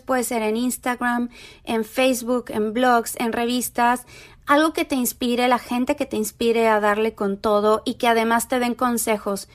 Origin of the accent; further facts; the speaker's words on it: Mexico; moved away; soy mexicana viviendo en un país donde hay demasiado racismo